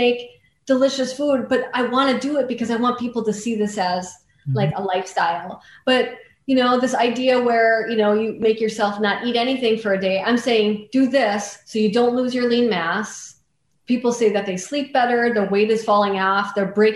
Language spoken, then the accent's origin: English; North Central Wisconsin, United States; I grew up in North Central Wisconsin where we didn't have any money.